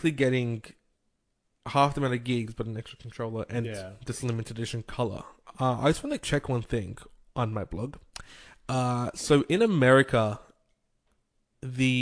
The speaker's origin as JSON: {"language": "English", "country": "Australia", "said": "As an Australian"}